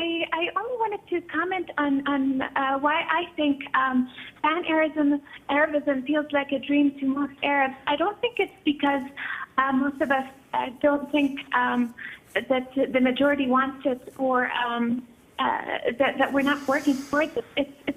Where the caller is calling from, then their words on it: Montreal, Quebec, Canada; I'm calling from Montreal, Canada.